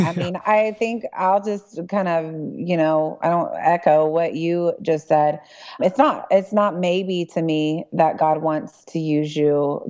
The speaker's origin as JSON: {"language": "English", "town": "Dallas", "region": "Texas", "country": "United States", "said": "I'm from Dallas"}